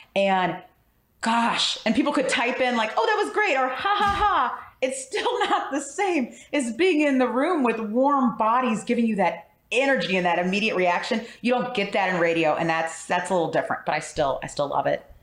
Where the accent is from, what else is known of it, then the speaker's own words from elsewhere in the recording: St. Louis, Missouri, United States; also born or lived in Springfield, Illinois; I'm from St. Louis